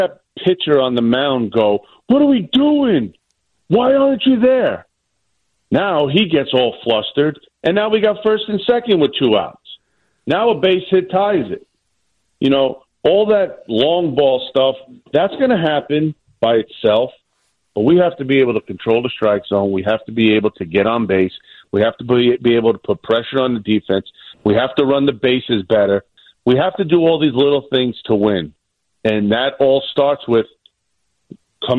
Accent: New York City, New York, United States; accent: New York; born and raised in Staten Island.

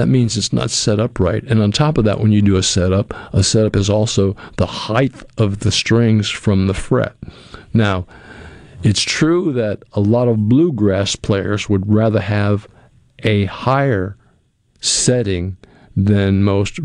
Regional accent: New England, United States; moved away; I'm from New England and I grew up with New England clam chowder all the time

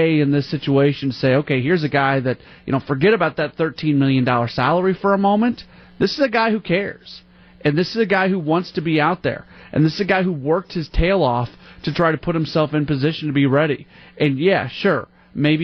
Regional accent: St. Louis, Missouri, United States; moved away; I grew up in St. Louis

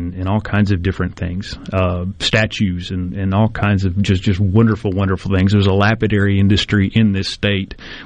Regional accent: San Antonio, Texas, United States; now in Mississippi, United States; a very young child growing up in San Antonio, Texas

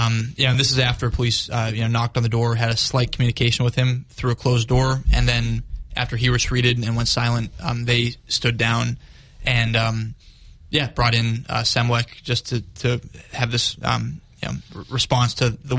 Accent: Jerusalem, Jerusalem District, Israel; We don't have to get into this if you don't like, but I grew up in Jerusalem.

